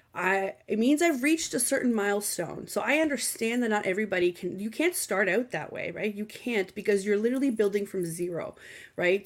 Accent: Canada; I am Canadian

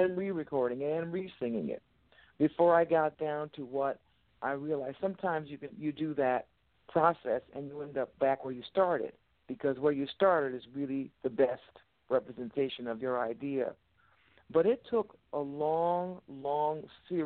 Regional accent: United States; a woman of color born and raised in America

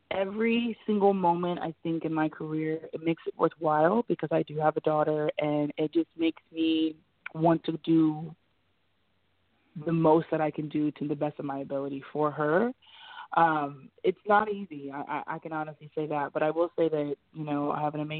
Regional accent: Ohio, United States; because I'm from Ohio, so you know LeBron's from Ohio.

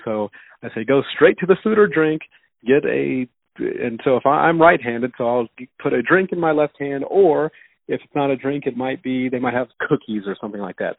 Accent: Denver, Colorado, United States; also born or lived in Houston, Texas; I was raised in Denver, Colorado. I'm still in Denver, Colorado. I was born in Houston, Texas.

